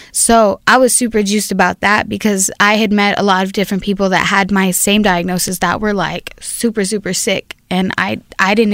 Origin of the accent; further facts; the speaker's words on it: Compton, California, United States; now in Long Beach, United States; born and raised in Compton.